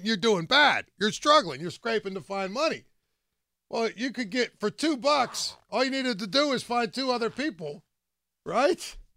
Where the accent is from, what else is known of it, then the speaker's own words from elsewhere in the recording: Greensburg, Pennsylvania, United States; I grew up out in West Moreland County. In Greensburg